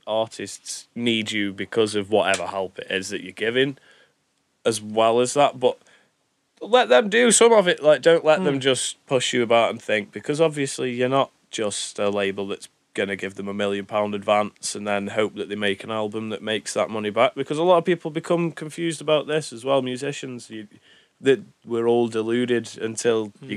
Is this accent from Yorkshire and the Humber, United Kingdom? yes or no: no; Stoke-on-Trent, West Midlands, United Kingdom; we're from Stoke. We know Stoke.